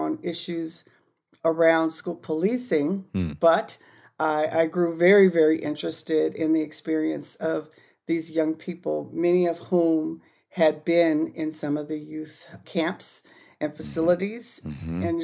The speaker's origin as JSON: {"language": "English", "town": "Gardena", "region": "California", "country": "United States", "tie": "born or raised there", "said": "I grew up in Gardena, California, just outside of Los Angeles, about 10 miles away from Los Angeles"}